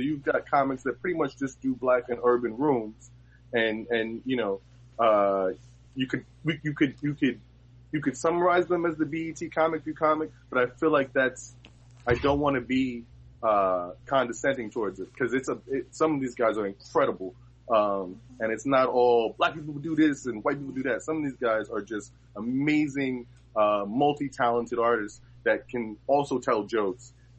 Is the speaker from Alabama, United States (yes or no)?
no; New York City, New York, United States; I'm from Harlem